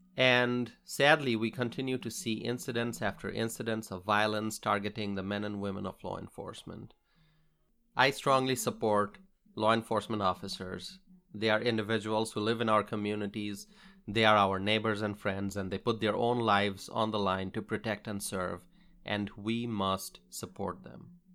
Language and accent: English; Bangladesh; now in United States; I grew up in Bangladesh